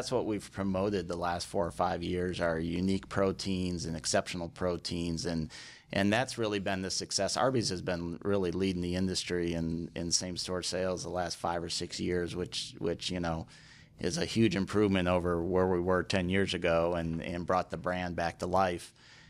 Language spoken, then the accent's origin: English; Chicago, Illinois, United States; Yep. I grew up in Chicago and ended up at Bradley University down in Peoria, Illinois.